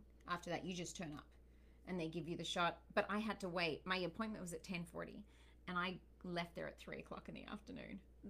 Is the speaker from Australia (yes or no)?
yes; Australia; moved away as an adult; now in United States; Not from England. I'm from Australia. I'm born and bred Aussie. My dad's Sri Lankan. Mum's Australian. And I'm now an American.